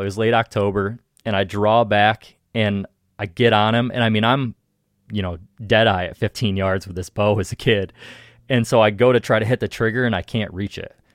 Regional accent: Ohio, United States; in Ohio, at least, like, in my home state

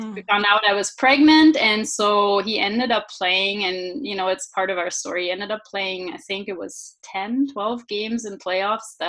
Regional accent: Regensburg, Bavaria, Germany; English is a second language; I am actually from Bavaria in Germany.

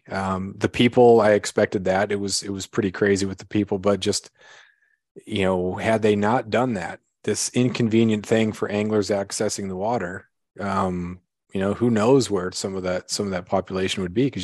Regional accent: Alaska, United States; I was a little kid growing up on the Klawock River.

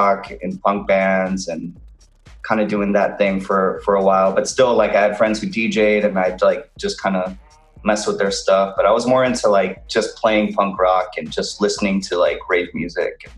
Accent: McAllen, Texas, United States; moved away as an adult; now in Los Angeles, United States; I'm originally from McAllen, Texas. It's deep in South Texas in an area known as the Rio Grande Valley. And I lived there for pretty much most of my life

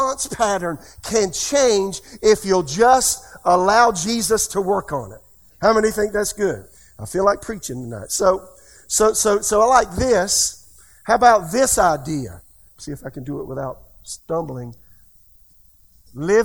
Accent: United States

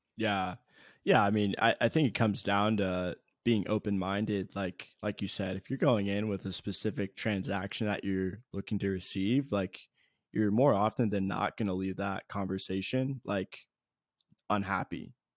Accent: Columbus, Ohio, United States; born and raised in Columbus, Ohio

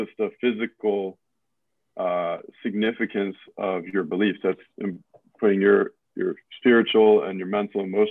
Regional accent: Southern Prince George's County, Maryland, United States; I grew up in Southern PG County

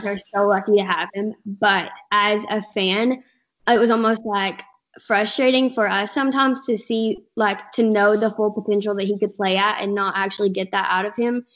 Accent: Kentucky, United States; now in Alabama, United States; I'm actually from Kentucky.

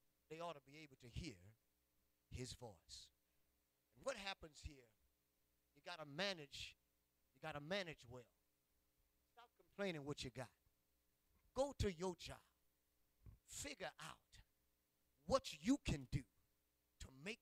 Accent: Ville Platte, Louisiana, United States; moved away; also born or lived in Indiana; I'm from Ville Platte

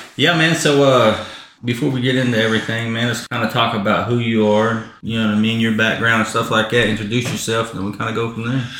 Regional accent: Southeast Oklahoma, United States; also born or lived in Geary, Oklahoma; I'm from Southeast Oklahoma

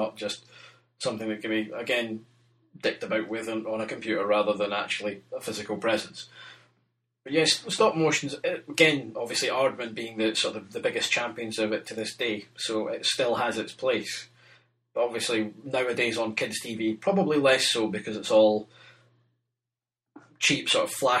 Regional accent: Germany; because I grew up in Germany for some of my formative years

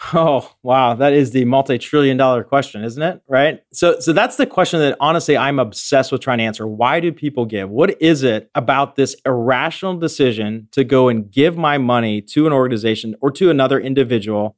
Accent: Western Pennsylvania, United States; I grew up in Western Pennsylvania

